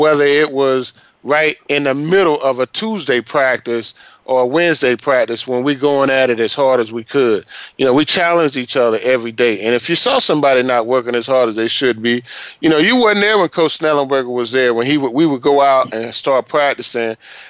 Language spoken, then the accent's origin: English; Florida, United States; we're from Florida